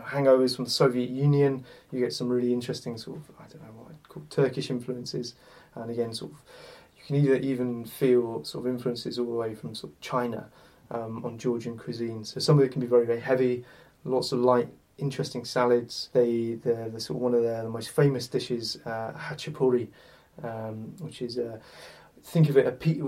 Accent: United Kingdom; We're British

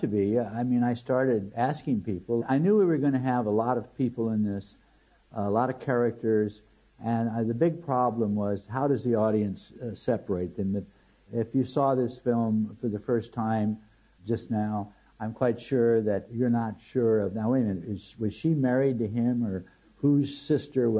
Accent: United States; as an American

